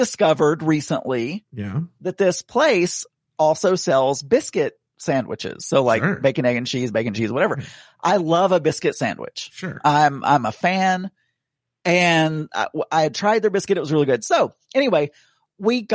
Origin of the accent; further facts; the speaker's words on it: the South, United States; growing up in the South, we're very meat and potatoes oriented